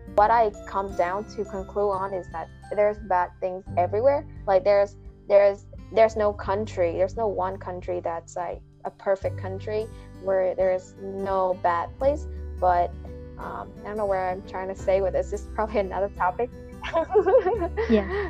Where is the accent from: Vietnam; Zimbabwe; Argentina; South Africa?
Vietnam; English is a second language; moved away as an adult; now in United States; we're vietnamese students who study in america for five years